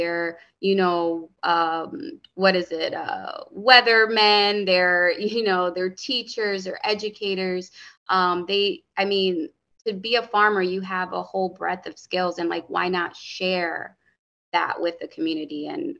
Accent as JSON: {"language": "English", "town": "Hartford", "region": "Connecticut", "country": "United States", "tie": "born or raised there", "said": "growing up in Hartford, the bodegas, the corner store, they fed me and my sisters."}